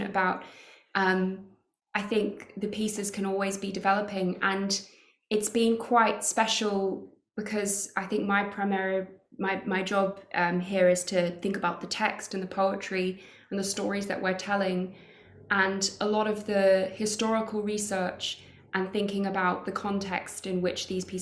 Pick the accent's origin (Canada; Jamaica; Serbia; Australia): Australia; moved away as an adult; now in London, United Kingdom; I grew up in Australia